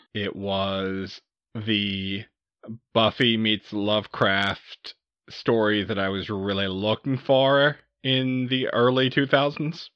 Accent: Southeast Texas, United States; I grew up in Southeast Texas

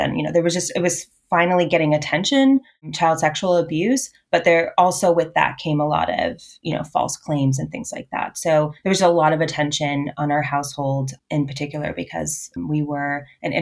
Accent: Boston, Massachusetts, United States; I was born in Boston, Massachusetts. And I lived in Boston until I was adopted out at 12. And then we moved to the suburbs, like half an hour northwest of Boston.

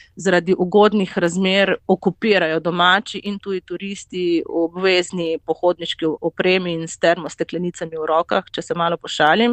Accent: Slovenia; sem pač iz Slovenije

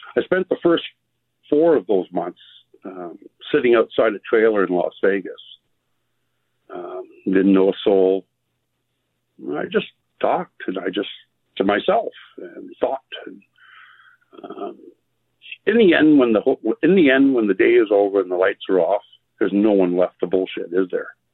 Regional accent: Canada; also born or lived in Quartzsite, Arizona; I am Canadian

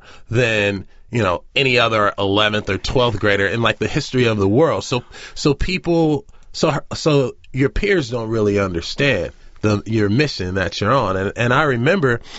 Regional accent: Los Angeles, California, United States; I'm black, they're white, I'm from South Central

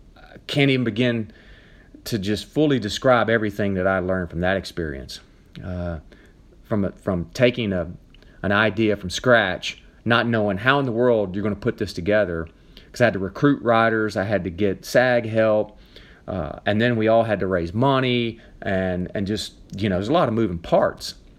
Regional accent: Nashville, Tennessee, United States; moved away as an adult; also born or lived in mountains of North Carolina; now in North Carolina, United States; I'm from Nashville, Tennessee. All my family's there

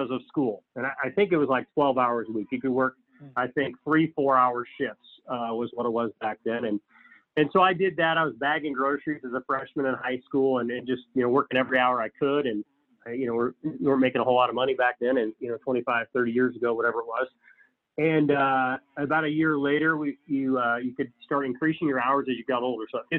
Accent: Council Bluffs, Iowa, United States; born and raised in Council Bluffs

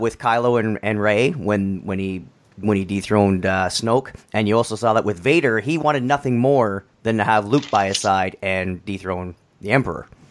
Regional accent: Canada; I'm I'm Canadian

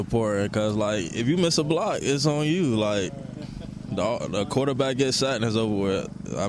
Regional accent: Florida, United States; moved away as an adult; now in Iowa, United States; I'm from Florida and the Midwest.

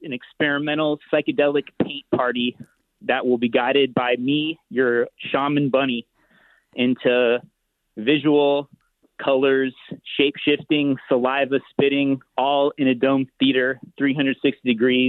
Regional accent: Los Angeles, California, United States; I grew up in Los Angeles and I studied at CalArts as well.

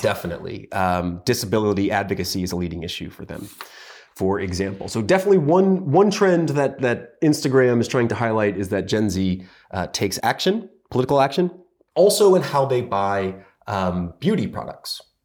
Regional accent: United States; As an American

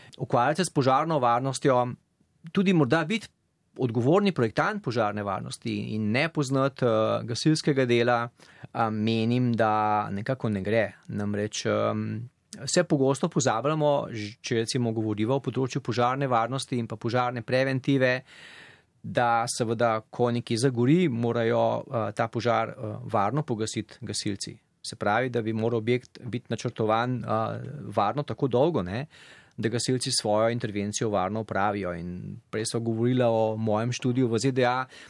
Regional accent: Slovenia; moved away as an adult; now in United States; sem iz Slovenije

